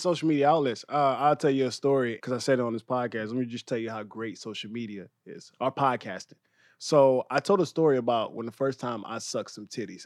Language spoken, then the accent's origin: English; Louisiana, United States; also born or lived in Inglewood, Los Angeles; now in Los Angeles, United States; I'm from Louisiana